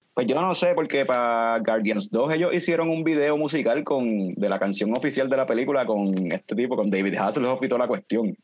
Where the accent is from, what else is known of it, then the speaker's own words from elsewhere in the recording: Ponce, Puerto Rico; now in Aguadilla, Puerto Rico; yo soy original de Ponce, Fran es de Vega Baja, pero estamos establecidos pues por cuestión de trabajo, estamos en, Aguadilla